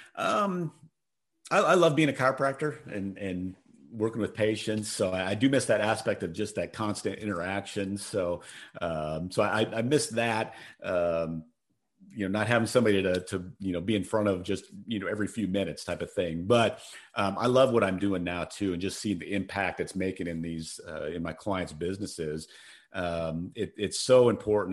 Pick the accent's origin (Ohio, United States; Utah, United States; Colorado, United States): Colorado, United States; moved away as an adult; also born or lived in Phoenix; I'm from Colorado